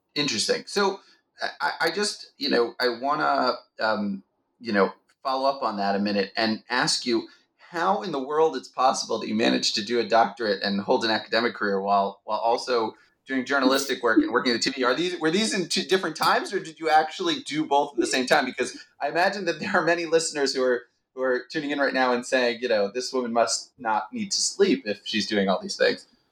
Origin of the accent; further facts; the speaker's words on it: Baltimore, Maryland, United States; moved away as an adult; now in Israel; I'm originally from Baltimore, Maryland, and I moved to Israel immediately after high school